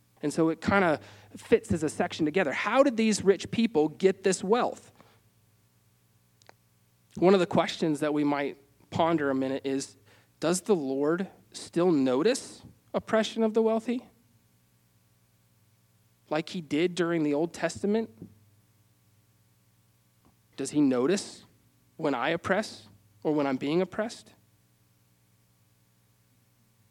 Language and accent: English; Wyoming, United States; growing up in Wyoming